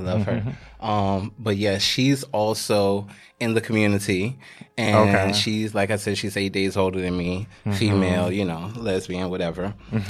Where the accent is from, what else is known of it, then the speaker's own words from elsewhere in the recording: Queens, New York, United States; also born or lived in South Carolina; So I'm originally from New York, but I grew up between New York and South Carolina. I'm originally from Queens, live in the Bronx currently.